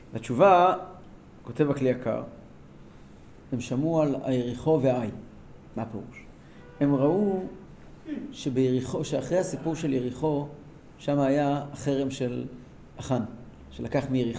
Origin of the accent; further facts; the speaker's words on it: Tehran, Tehran Province, Iran; moved away; ואצלנו בטהרן